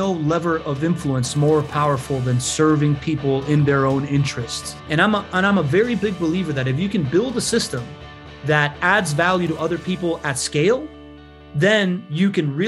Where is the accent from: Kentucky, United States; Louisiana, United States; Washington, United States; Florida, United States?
Florida, United States; Miami; first language Spanish; English is a second language; also born or lived in Venezuela; I was born in Venezuela. My family left Venezuela before I went to school. And my first formative memory is walking into preschool in Miami, consciously knowing that I was the only kid that didn't speak English.